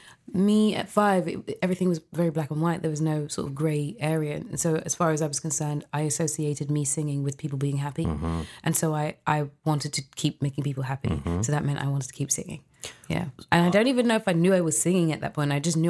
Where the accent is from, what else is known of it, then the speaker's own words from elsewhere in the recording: London, United Kingdom; I was born in London, UK.